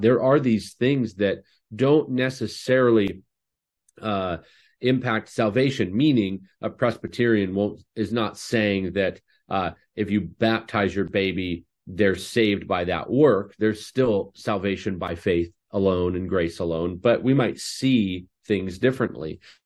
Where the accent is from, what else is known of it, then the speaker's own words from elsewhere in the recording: Canada; I'm Canadian